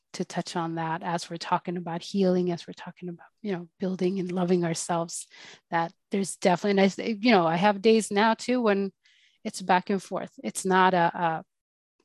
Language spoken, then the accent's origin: English; Sweden; growing up in Sweden to parents that were pretty well off